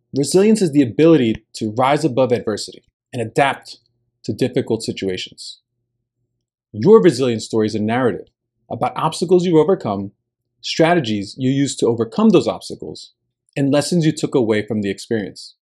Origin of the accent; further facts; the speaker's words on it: New Jersey, United States; first language Spanish; English is a second language; moved away as an adult; I had rarely traveled out of my home state of New Jersey